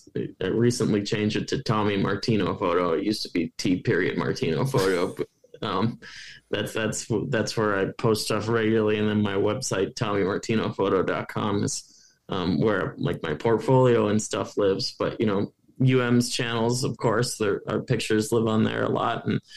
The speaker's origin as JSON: {"language": "English", "region": "Ohio", "country": "United States", "tie": "born or raised there", "said": "And I eat fly fish a lot growing up in Ohio, but I don't go nearly enough here, which is funny."}